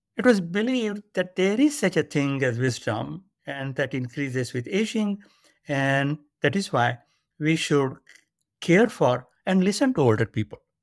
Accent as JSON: {"language": "English", "country": "India", "tie": "born or raised there", "moved": "as an adult", "lives_now": "United States", "said": "I was born and grew up in India."}